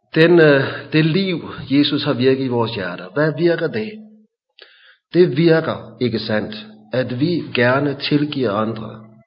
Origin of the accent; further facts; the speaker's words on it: Hillerød, Capital Region of Denmark, Denmark; Da jeg var barn i Hillerød